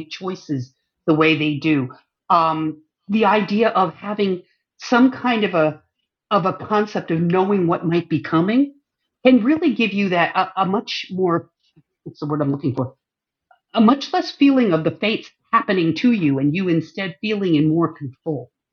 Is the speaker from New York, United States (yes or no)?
yes; northern New York, United States; born or raised there; also born or lived in Germany